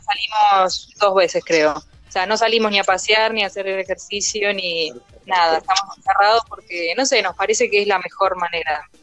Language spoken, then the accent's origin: Spanish; Argentina